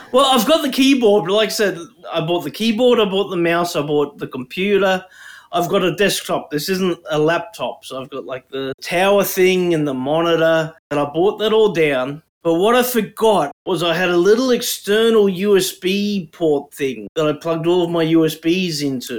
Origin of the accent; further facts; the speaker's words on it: Brisbane, Queensland, Australia; also born or lived in Toowoomba; We grew up in Brisbane, except you and me grew up on the north side, and I'm on the south side now.